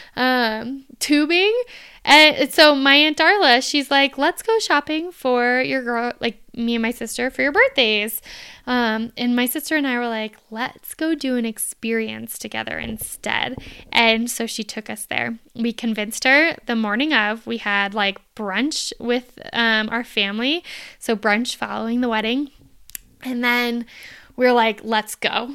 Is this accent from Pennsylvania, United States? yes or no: no; Phoenix, Arizona, United States; I'm from Phoenix, Arizona